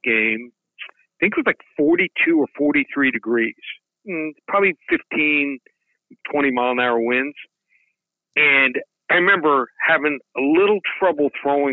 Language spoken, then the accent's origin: English; Florida, United States; now in Kansas City, United States; I grew up in Florida.